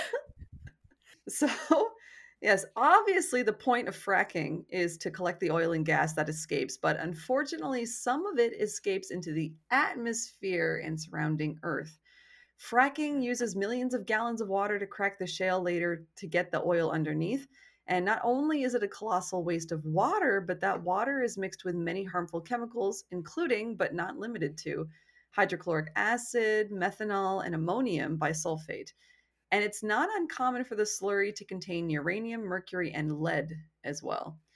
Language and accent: English; Canada; cuz I'm Canadian